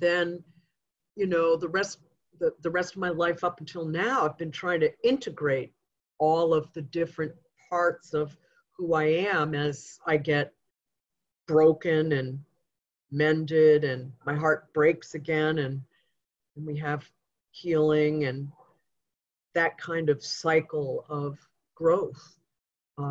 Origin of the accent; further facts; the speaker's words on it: Goshen, New York, United States; a little girl growing up in Goshen, New York